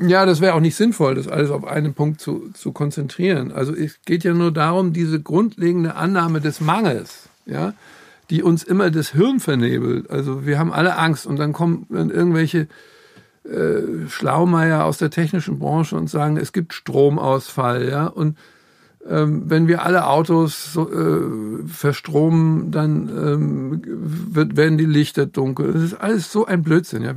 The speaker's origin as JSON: {"language": "German", "town": "Frankfurt", "region": "Hesse", "country": "Germany", "said": "ich komme aus Frankfurt"}